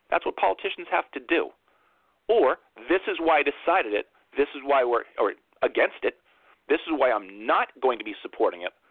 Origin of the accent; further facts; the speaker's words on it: Brooklyn, New York, United States; Vote for me because I'm a kid from Brooklyn.